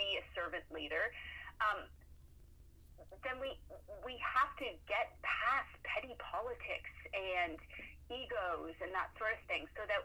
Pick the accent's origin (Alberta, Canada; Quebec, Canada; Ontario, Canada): Ontario, Canada; near London; now in Moncton, Canada; I grew up near London, Ontario